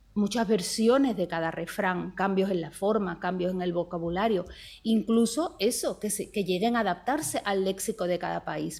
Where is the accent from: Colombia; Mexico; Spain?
Spain